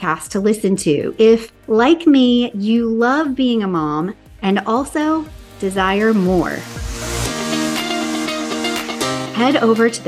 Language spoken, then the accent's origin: English; the South, United States; now in Southern California, United States; I grew up in the South and it was hot and muggy and just steamy